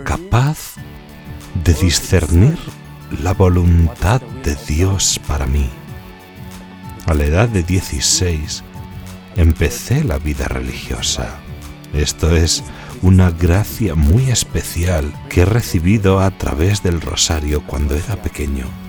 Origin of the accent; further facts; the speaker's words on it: Philippines; moved away as an adult; now in Rome, Italy; Vengo de las Filipinas.